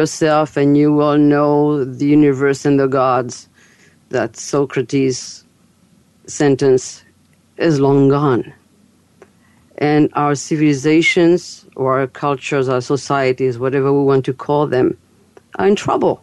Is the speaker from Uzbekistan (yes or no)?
no; France; accent: French; English is a second language; moved away; also born or lived in Fairfield, Iowa, United States; as you've heard my accent, I'm French. And I'm American, too. But I live between both countries.